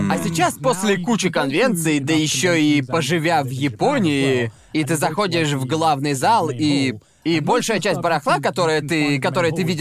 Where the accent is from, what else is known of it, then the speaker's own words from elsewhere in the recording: United Kingdom; also born or lived in Thailand; я на сто процентов таец, но я вырос в Великобритании.